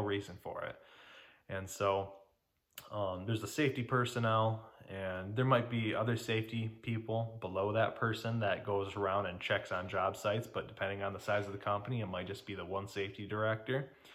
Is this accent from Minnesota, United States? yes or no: no; Detroit, Michigan, United States; I'm from Detroit, Michigan